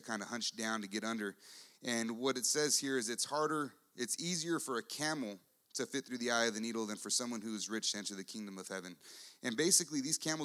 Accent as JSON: {"language": "English", "country": "United States", "also_born_or_lived": "San Antonio, Texas", "said": "I'm an American"}